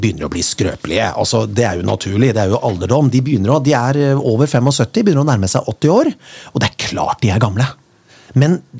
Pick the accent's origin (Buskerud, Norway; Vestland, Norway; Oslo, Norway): Buskerud, Norway; Kongsberg; jeg er jo fra Kongsberg